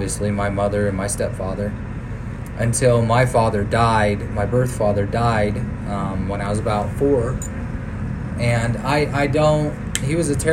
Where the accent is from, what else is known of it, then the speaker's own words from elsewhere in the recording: Boise, Idaho, United States; also born or lived in Clovis, California; So I was born on November 11th, 1993, Clovis, California. I didn't stay there long. We were actually moved up to Boise